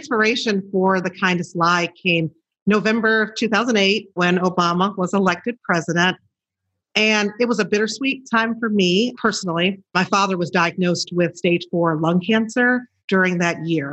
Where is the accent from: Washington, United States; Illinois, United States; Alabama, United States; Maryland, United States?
Illinois, United States; Chicago; I'm from Chicago and I worked in television for 11 years as a reporter